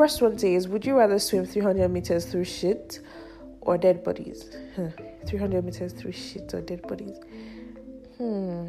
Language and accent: English; Nigeria; I'm a Nigerian